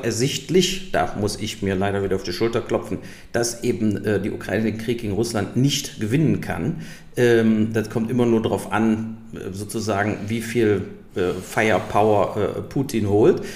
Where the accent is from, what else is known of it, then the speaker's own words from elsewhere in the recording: Germany; wir als Deutsche